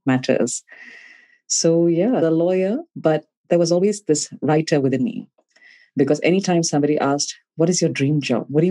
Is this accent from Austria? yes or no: no; Malaysia; moved away as an adult; also born or lived in Cardiff, Wales; In Malaysia. I'm born and brought up in Malaysia.